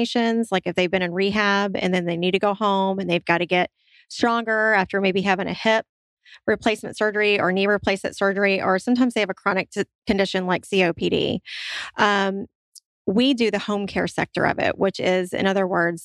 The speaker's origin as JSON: {"language": "English", "town": "Memphis", "region": "Tennessee", "country": "United States", "tie": "born or raised there", "also_born_or_lived": "Santa Rosa County, Florida", "moved": "as an adult", "said": "I did a little bit of inner city in Memphis, Tennessee, because that's where my hometown is"}